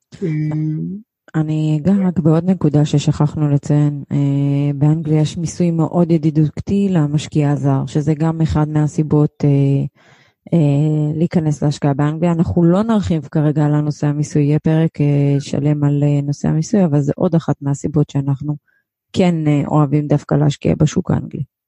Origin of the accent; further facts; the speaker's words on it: Israel; כמונו ישראלים שגרים בים התיכון